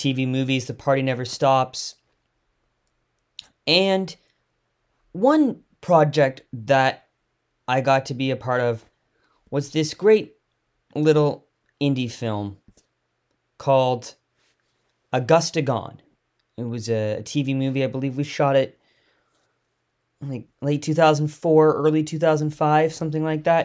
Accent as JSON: {"language": "English", "town": "Victoria", "region": "British Columbia", "country": "Canada", "tie": "born or raised there", "said": "Growing up in Victoria"}